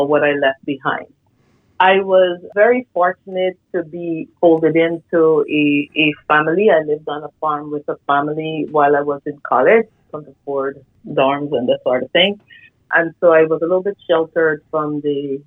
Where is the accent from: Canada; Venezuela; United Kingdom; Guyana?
Guyana; moved away as an adult; also born or lived in Iowa, United States; now in United States; I was born in Guyana, South America. I started my career back there in medical technology